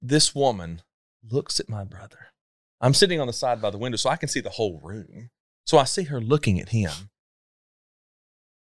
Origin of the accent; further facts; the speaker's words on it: Sparta, Tennessee, United States; growing up in Sparta, Tennessee, where I grew up